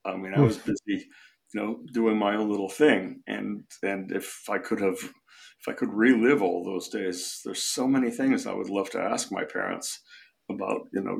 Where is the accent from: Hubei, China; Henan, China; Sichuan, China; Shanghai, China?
Shanghai, China; born there; Well, on the question of why I was born in Shanghai and why I was born when I was born, that's rather cosmic and I have no answer.